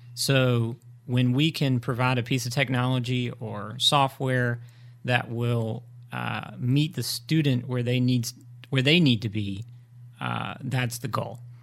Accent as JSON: {"language": "English", "town": "Greenville", "region": "North Carolina", "country": "United States", "tie": "born or raised there", "said": "I, uh, was born and raised in Greenville"}